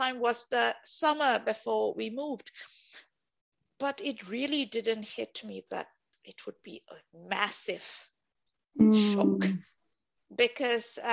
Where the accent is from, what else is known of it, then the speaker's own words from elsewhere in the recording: Singapore; moved away as an adult; now in Helsinki, Finland; I'm from Singapore